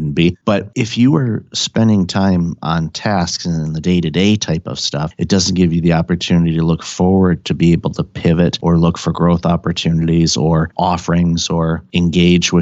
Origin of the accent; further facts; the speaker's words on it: Detroit, Michigan, United States; I grew up in Detroit